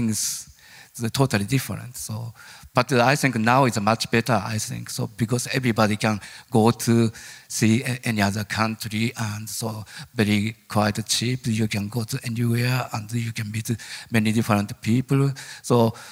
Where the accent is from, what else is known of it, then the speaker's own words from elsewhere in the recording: Japan; English is a second language; moved away as an adult; born as a Japanese